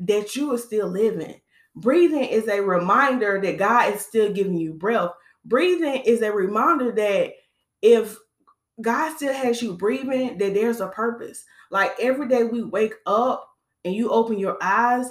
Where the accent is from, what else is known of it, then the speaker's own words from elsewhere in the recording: Winston-Salem, North Carolina, United States; moved away; I went to my hometown. I'm originally from Winston-Salem. I went to my hometown this weekend to visit my family